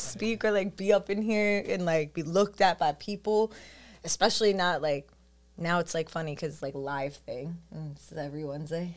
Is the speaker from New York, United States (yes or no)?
yes; New York City, New York, United States; I'm from Staten Island